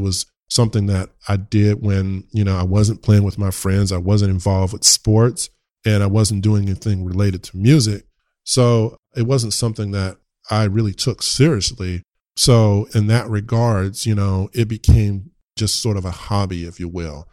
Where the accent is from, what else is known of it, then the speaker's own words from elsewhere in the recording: Richmond, United States; I'm from the hood in Richmond